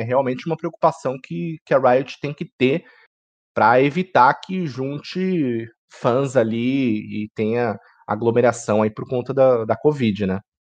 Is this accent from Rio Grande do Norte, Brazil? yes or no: no; Santos, São Paulo, Brazil; Como um bom paulista, né, de Caiçara aqui de, de Santos